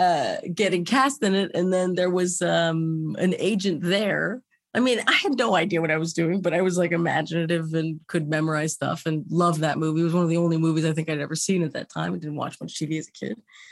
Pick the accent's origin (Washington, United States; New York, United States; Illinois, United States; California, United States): California, United States; Los Angeles; I was born in Cedar Sinai.